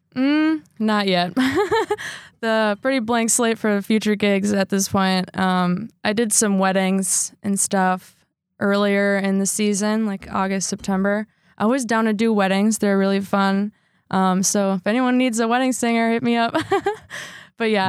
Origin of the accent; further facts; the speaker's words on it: Sheboygan Falls, Wisconsin, United States; I grew up in Sheboygan Falls, Wisconsin